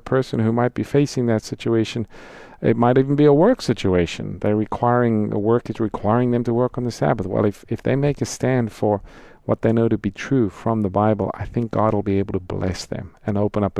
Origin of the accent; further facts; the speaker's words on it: South Africa; I'm from South Africa, grew up there